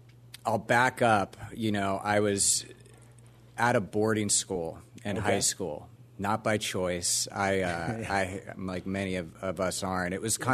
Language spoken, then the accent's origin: English; Orlando, Florida, United States; Grew up in Orlando, Florida, which is how I got this.